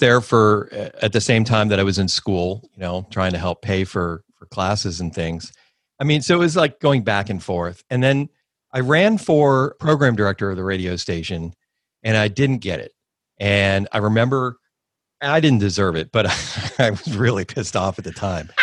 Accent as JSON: {"language": "English", "town": "Miami", "region": "Florida", "country": "United States", "tie": "born or raised there", "also_born_or_lived": "Coral Gables"}